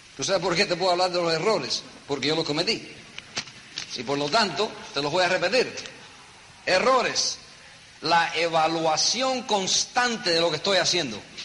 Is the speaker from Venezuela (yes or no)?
no; New York City, New York, United States; Yo me crié en un apartamento chiquitico en Nueva York. Yo nací en Nueva York. Un apartamento en el Bronx.